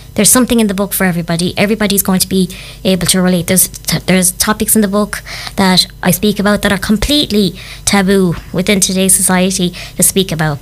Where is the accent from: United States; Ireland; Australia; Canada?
Ireland; County Clare, Munster; I am originally from County Clare